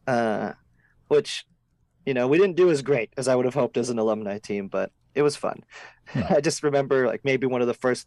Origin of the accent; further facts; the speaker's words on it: Fargo, North Dakota, United States; moved away as an adult; also born or lived in Moorhead, Minnesota; now in Los Angeles, United States; I'm originally from Fargo, North Dakota